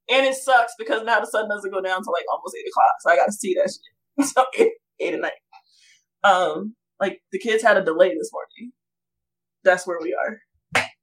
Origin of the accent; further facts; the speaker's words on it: the South, United States; because I'm from the South